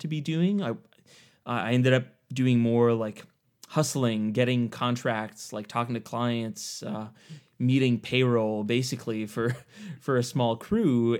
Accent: Eastern Ontario, Canada; I grew up in Eastern Ontario in Canada. So, um, just basically right between the capital, Ottawa, and Montreal

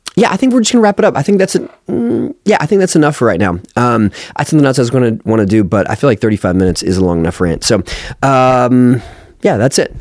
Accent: United States; as an American

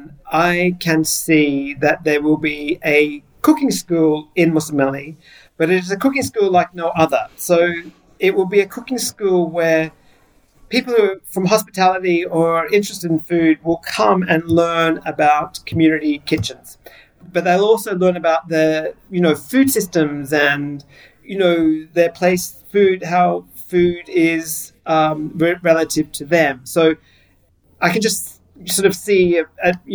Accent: Gold Coast, Queensland, Australia; moved away as an adult; now in Mussomeli, Italy; I come from the Gold Coast in Queensland, where it's tourist central.

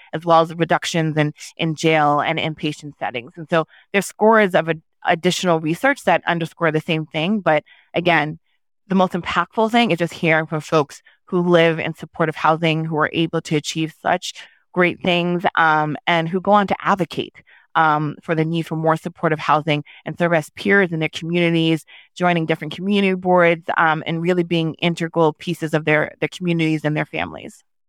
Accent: New York, United States; first language Haitian Creole; English is a second language; I was born in New York to Haitian immigrants, um, as a first generation person, you know, my first language growing up was Haitian Creole

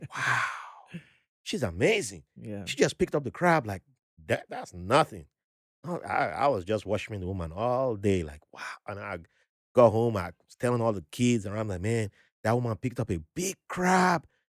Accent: Benin City, Edo, Nigeria; first language Ijaw; when I was growing up in Benin City

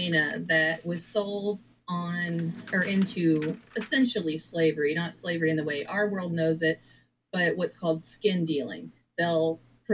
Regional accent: Texas, United States; moved away as an adult; my hometown in Texas

